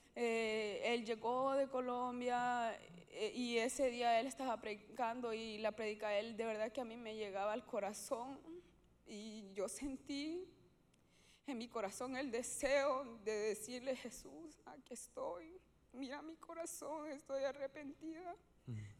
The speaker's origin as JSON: {"language": "Spanish", "country": "Honduras", "said": "yo soy hondureña"}